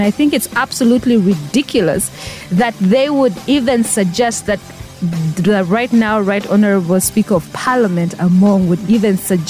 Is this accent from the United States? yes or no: no; Katakwi, Eastern Region, Uganda; I'm from Katakui.